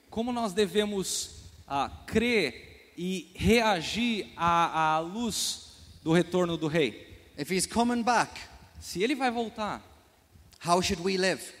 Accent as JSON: {"language": "Portuguese", "region": "England", "country": "United Kingdom", "tie": "born or raised there", "second_language": "Portuguese", "lives_now": "United States", "said": "So even though it says I am from America, ah, mesmo que eu more nos Estados Unidos ou que eu seja dos Estados Unidos, I was born and raised in England. eu nasci e fui criado na Inglaterra."}